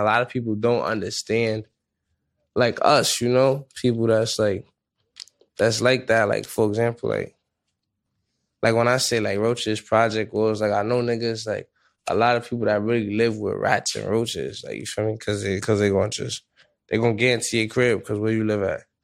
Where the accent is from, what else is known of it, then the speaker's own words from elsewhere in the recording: New York City, New York, United States; I'm from the Bronx